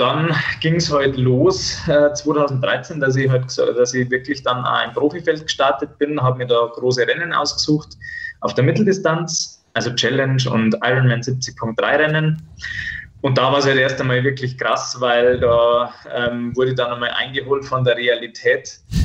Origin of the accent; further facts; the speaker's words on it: Bad Tölz, Bavaria, Germany; bei uns in Bad Hölz gibt es so eine, ähm, also eine Kneipe, die heißt Rocks Off und da waren wir damals immer beim Feiern